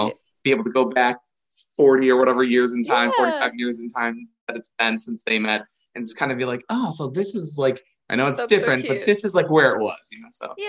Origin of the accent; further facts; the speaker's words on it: Hawaii, United States; moved away; I was born in Hawaii, so I was born with beaches.